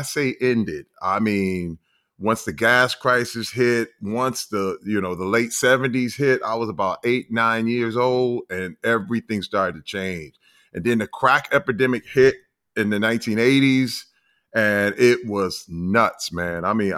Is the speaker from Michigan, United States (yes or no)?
yes; Flint, Michigan, United States; I'm from Flint, Michigan. The Flint, Michigan. The infamous Flint, Michigan.